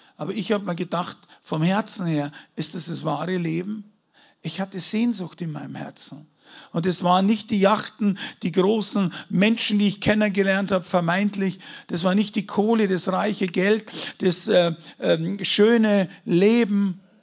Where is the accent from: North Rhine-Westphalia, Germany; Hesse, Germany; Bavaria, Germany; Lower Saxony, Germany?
Bavaria, Germany; Munich; ich bin ja kein Deutscher, ich komme aus München, okay, muss man dazu sagen. Ich bin Bayer